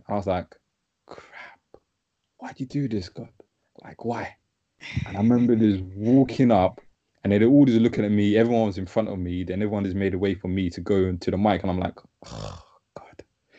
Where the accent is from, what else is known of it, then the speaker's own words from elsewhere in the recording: Ghana; said, yeah, I'm from Ghana.